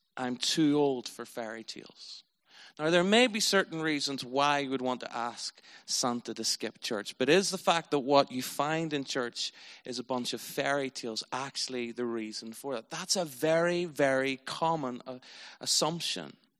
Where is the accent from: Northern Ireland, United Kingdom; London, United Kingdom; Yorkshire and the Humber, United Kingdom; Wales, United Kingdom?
Northern Ireland, United Kingdom; I was from Northern Ireland